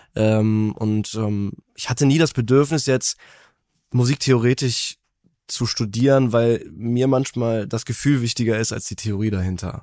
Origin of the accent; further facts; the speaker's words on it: Wipperfürth, North Rhine-Westphalia, Germany; now in Cologne, Germany; meine Heimatstadt Wipperführt